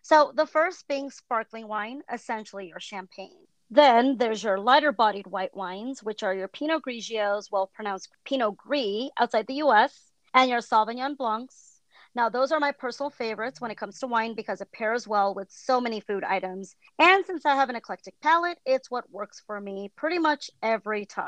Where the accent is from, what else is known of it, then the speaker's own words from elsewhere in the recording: San Francisco Bay Area, California, United States; moved away as an adult; I'm originally from the San Francisco Bay Area, so my backyard was Napa Valley